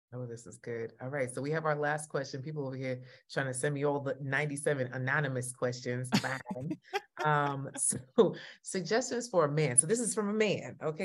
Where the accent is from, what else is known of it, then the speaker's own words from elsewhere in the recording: Jamaica; You know I'm Jamaican, right?